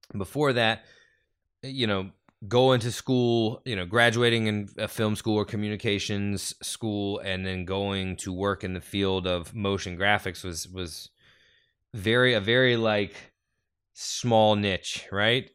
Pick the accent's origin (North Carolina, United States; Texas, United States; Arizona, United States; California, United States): North Carolina, United States; Growing up in North Carolina, we all took this story for granted because we were all taught this story.